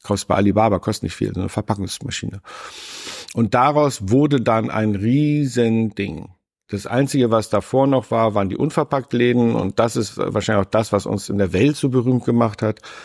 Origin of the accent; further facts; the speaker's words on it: Northern Germany, Germany; Ich bin nun auch noch im Norden aufgewachsen